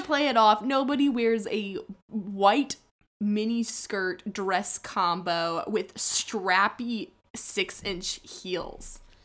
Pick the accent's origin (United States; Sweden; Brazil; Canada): United States; Southern California; we're all from Southern California